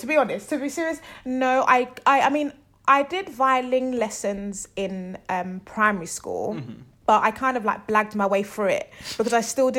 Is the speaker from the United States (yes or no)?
no; London, United Kingdom; where I grew up in Southwest London